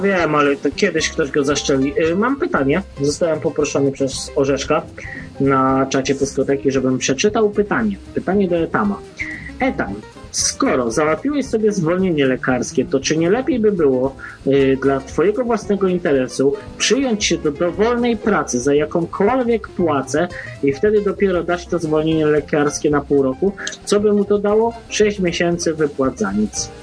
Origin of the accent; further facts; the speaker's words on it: Poland; moved away as an adult; now in Ireland; ja nie po to wyjechałem z Polski